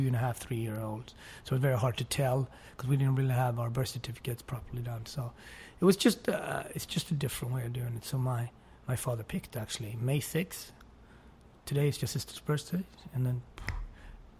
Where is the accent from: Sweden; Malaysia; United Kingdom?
Sweden; English is a second language; also born or lived in Switzerland; now in Harlem, United States; I loved growing up in Sweden.